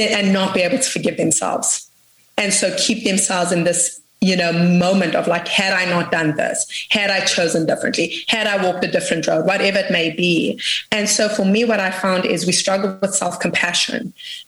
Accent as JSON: {"language": "English", "country": "South Africa", "said": "I come from South Africa."}